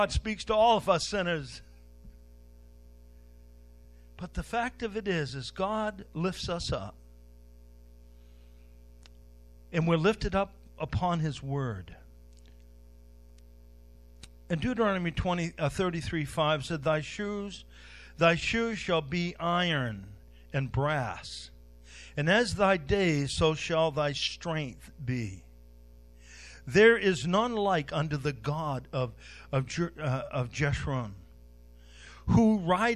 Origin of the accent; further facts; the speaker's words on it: Westbrook, United States; I was born on Main Street in Westbrook